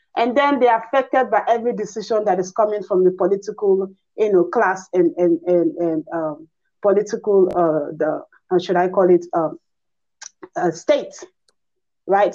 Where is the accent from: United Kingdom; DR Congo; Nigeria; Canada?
Nigeria; I'm a Nigerian